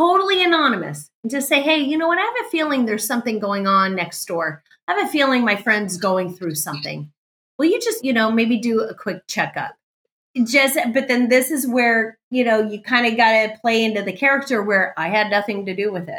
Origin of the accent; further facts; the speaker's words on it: California, United States; I was raised in California